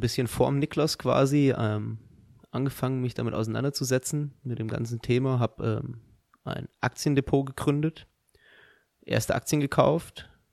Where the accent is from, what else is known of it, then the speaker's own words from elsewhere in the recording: Dirlos, Hesse, Germany; Ich komme auch aus Dierlos